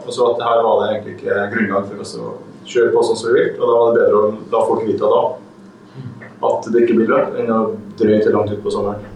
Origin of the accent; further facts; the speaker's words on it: Brønnøysund, Nordland, Norway; now in Stranda, Norway; jeg er fra Brønnøysund